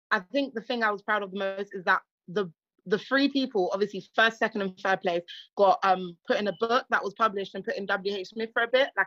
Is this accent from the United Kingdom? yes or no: no; Republic of the Congo; first language Kilari; whereas obviously I'm from Congo Brazzaville, so our first mother tongue is what I just said, Kilari.